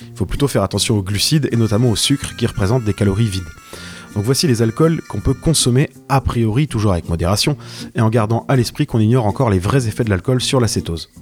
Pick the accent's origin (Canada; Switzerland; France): France; Brittany; cette fierté locale, puisque je suis breton